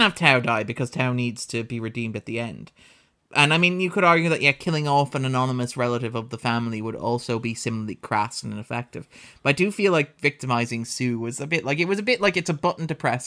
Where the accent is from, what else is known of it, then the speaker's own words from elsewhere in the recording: Ireland; as an Irish person